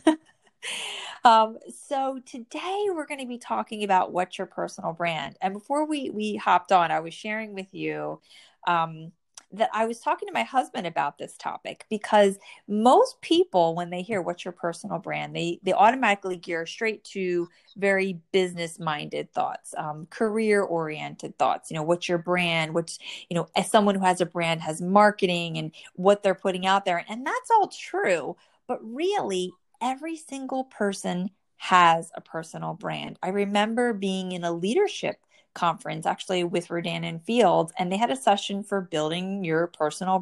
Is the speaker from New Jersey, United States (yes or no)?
yes; New Jersey, United States; born or raised there